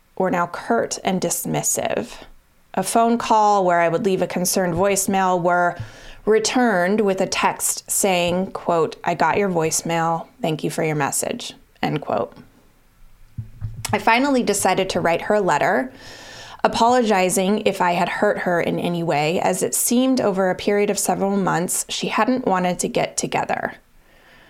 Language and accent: English; Colorado, United States; moved away as an adult; now in Boston, United States; I moved from Colorado to Boston when I graduated from college.